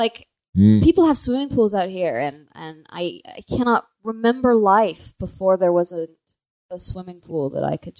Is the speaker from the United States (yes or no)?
yes; Colorado, United States; I'm from Colorado